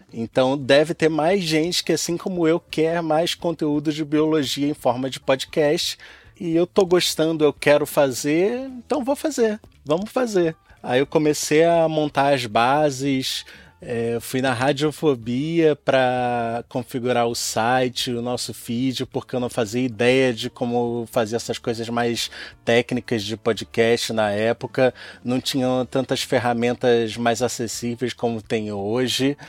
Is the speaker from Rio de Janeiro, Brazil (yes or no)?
yes; Rio de Janeiro, Brazil; nasci e cresci aqui no Rio de Janeiro, embora minha família seja toda do Rio Grande do Norte